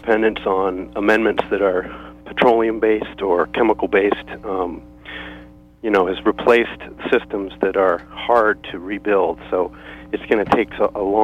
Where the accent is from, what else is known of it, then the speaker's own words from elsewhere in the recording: Maine, United States; my time in Maine and growing up and my family being here for a couple generations